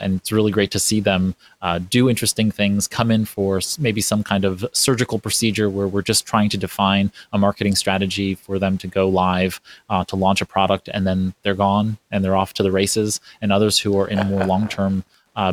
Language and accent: English; New York City, New York, United States; while I wasn't born in New York, I'm a New Yorker. I was raised in Brooklyn, New York